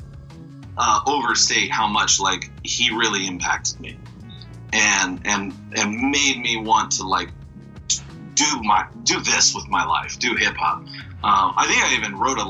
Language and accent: English; Bakersfield, California, United States; growing up in Bakersfield, California